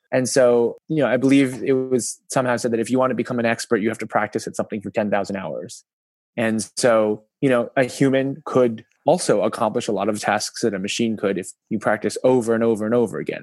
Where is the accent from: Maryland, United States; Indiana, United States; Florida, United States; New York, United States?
New York, United States; moved away as an adult; now in China; I actually grew up in America. My hometown is New York